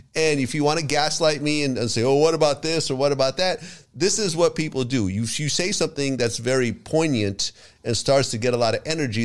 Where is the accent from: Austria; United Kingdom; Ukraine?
Ukraine; moved away; I was born in the Ukraine.